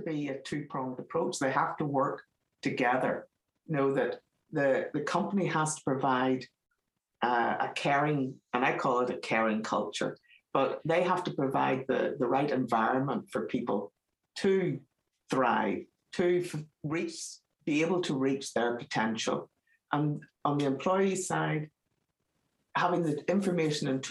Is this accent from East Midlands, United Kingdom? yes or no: no; Northern Ireland, United Kingdom; accent: Northern Ireland; moved away; I'm from Northern Ireland, as my accent gives me away